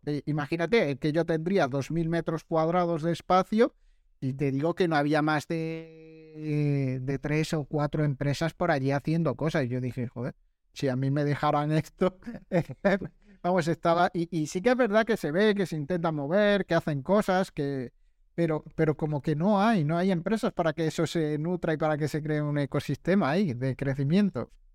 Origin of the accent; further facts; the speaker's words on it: Granada, Andalusia, Spain; now in Málaga, Spain; Yo que soy de Granada